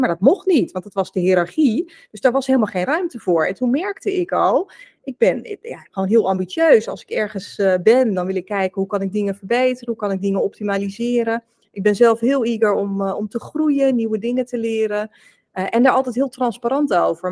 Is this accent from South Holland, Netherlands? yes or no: yes; South Holland, Netherlands; Ik ben opgegroeid en woonachtig in Zuid-Holland. Dus ik kom echt uit de Randstad in Nederland